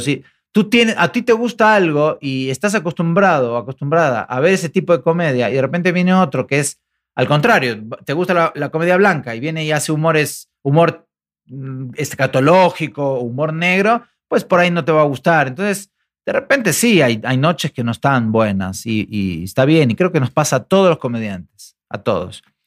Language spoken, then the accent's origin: Spanish; Argentina; now in Mexico; los argentinos que viajamos